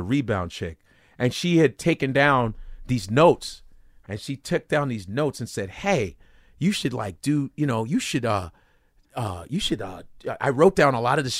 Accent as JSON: {"language": "English", "country": "Nigeria", "lives_now": "United States", "said": "and me being Nigerian, even though I'm an African, still, I'm still an American."}